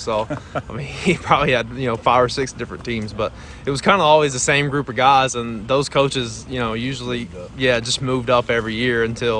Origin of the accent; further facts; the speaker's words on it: Picayune, Mississippi, United States; growing up in Picayune, I mean, football was obviously a big part of my life.